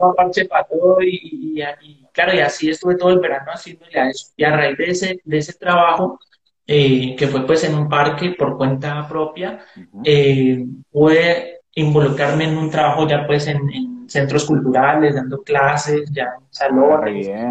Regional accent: Palmira, Valle del Cauca, Colombia; el barrio, de donde me crié, en Chapinero, en, Palmira

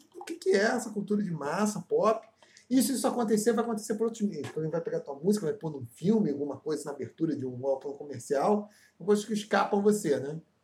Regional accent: Brazil; Caravana de Campo Grande, rua Olinda Hélio, lá onde eu me criei

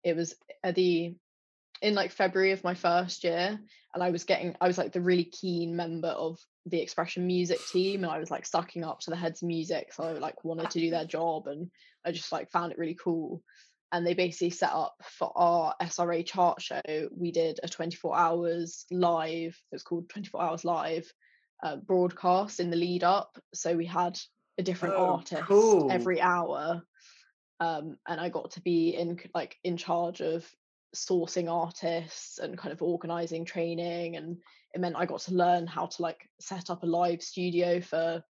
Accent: Surrey, South East England, United Kingdom; accent: posh; I'm from Surrey and I'm quite posh

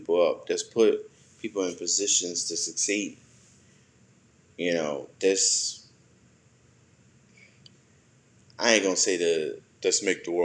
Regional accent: United States

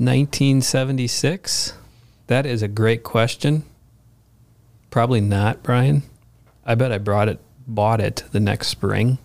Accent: Bloomington, United States; I grew up in Bloomington

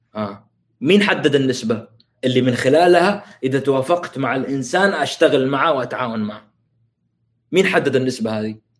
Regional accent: Saudi Arabia; عندنا في السعوديه

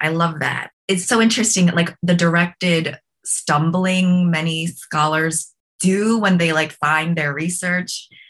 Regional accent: Ohio, United States; I grew up, you know, in a very white dominant culture in Ohio

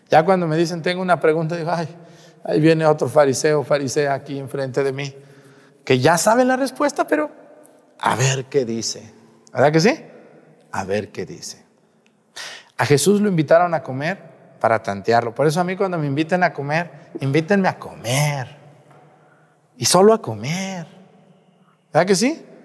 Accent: Mexico; Los que somos mexicanos

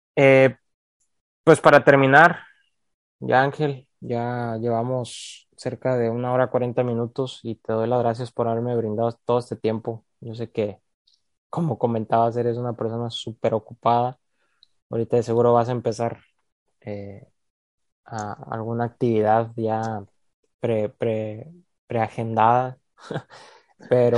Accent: Mexico; moved away as an adult; now in United States; como mexicano

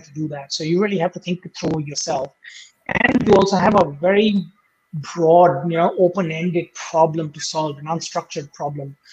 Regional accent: India; moved away as an adult; also born or lived in United States; now in Australia; I grew up in India

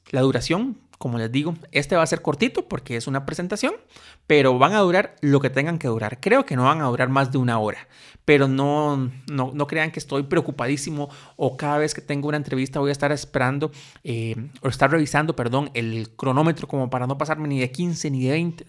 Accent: Costa Rica; soy un tico costarricense

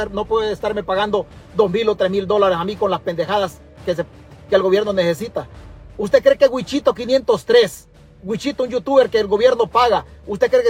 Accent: El Salvador; moved away; Pero también yo soy parte de esa patria. Es que el huevo aquí es que nosotros ya hace rato nos vinimos del Salvador. Pero la tierra no puede salir del pensamiento de nosotros.

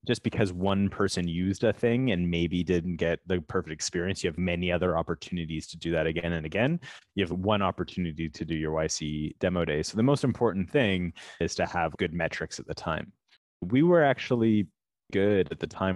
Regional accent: Toronto, Ontario, Canada; also born or lived in California; We are from Toronto, from Canada

